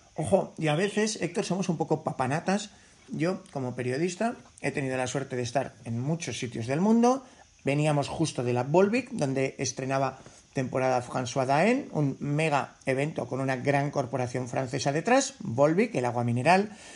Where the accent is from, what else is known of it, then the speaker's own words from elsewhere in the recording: Navarre, Spain; siendo navarro